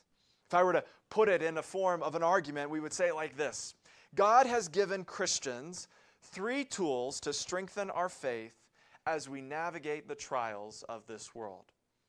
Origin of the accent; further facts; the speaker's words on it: the South, United States; Or my favorite, growing up in the South, when life gives you lemons, make lemonade.